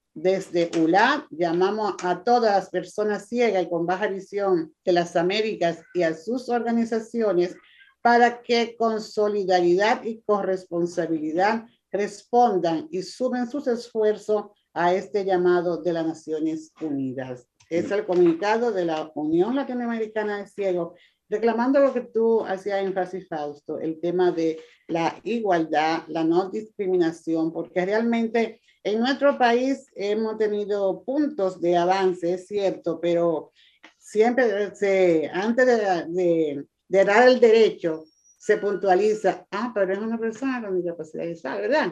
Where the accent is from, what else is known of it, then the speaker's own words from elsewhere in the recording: Costa Rica; nuestro presidente, el presidente de Costa Rica